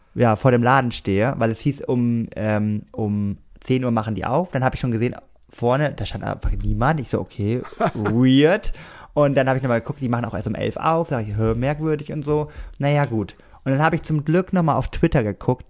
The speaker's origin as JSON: {"language": "German", "country": "Germany", "said": "ich komme extra aus vom Germany"}